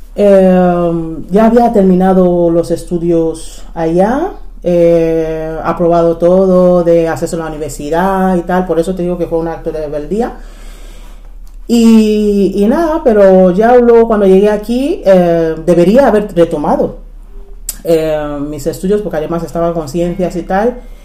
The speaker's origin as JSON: {"language": "Spanish", "country": "Nigeria", "tie": "born or raised there", "second_language": "Spanish", "moved": "as an adult", "lives_now": "Spain", "said": "Nací en Nigeria y llegué a España con 18 años"}